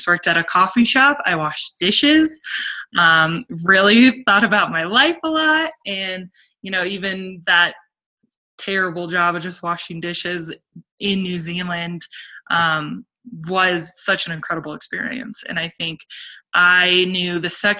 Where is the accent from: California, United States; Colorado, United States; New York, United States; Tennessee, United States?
Colorado, United States; Summit County; also born or lived in Italy; I grew up in Summit, and I loved growing up in Summit County.